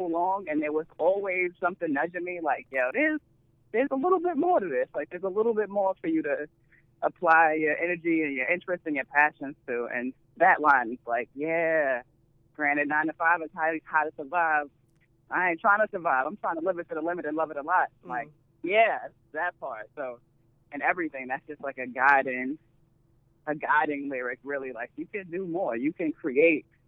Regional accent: New York City, New York, United States; moved away as an adult; also born or lived in Brooklyn; now in Oakland, United States; I grew up in Harlem. I was raised in Harlem

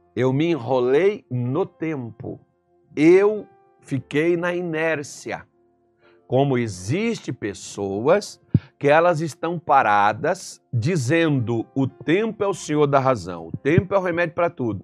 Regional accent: Minas Gerais, Brazil; Eu sou mineiro também

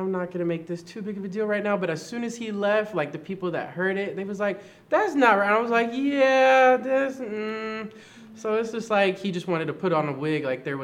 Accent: Kansas City, United States; I'm from Kansas City.

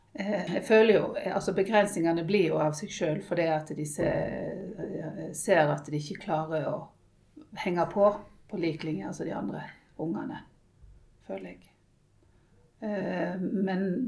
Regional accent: Western Norway, Norway; vi kommer fra Vestlandet, og der er det mye opp og ned.

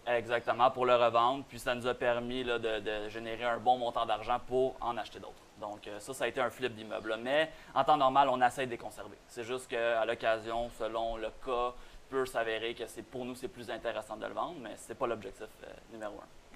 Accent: Boisbriand, Quebec, Canada; nous on vient de la Rive-Nord, disons bois briand

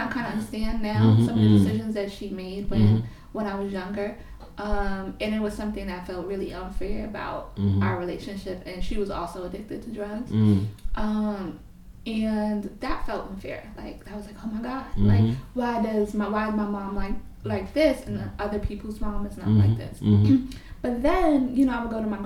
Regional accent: New York City, New York, United States; moved away as an adult; now in Laurelton, United States; I'm Puerto Rican, and I grew up in Brownsville, a light-skinned Puerto Rican with long curly hair. And I grew up in Brownsville in the 90s

